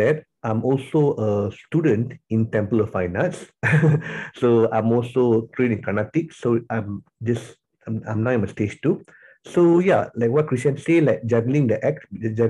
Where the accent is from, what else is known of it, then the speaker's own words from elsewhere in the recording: Tapah, Perak, Malaysia; moved away as an adult; also born or lived in Johor Bahru, Malaysia / Sarawak, Malaysia; now in Kuala Lumpur, Malaysia; I was born and bred in Tapah, so I was anak jati Tapah lah, Tapah Perak